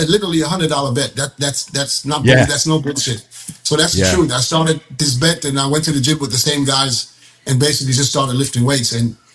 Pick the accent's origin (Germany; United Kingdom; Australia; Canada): Germany; now in Thailand; I was born and raised in Germany. I live in Thailand